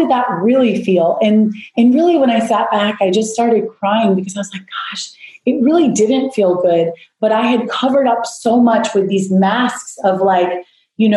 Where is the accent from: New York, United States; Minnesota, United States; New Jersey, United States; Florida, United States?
Florida, United States; South; I grew up in South Florida